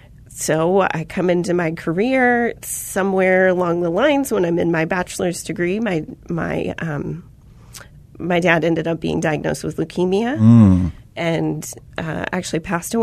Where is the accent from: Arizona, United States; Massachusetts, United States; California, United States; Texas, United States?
Arizona, United States; Chandler; So I'm a native to Arizona. {S2} Okay. {S3} I was born in Phoenix, raised in Chandler, Arizona.